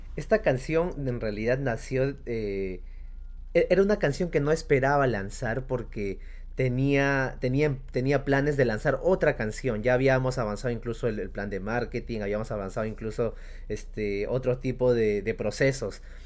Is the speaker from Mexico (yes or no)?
no; Uripa, Apurímac, Peru; also born or lived in Cusco; de mi pueblo allá en Uripa, en Apurímac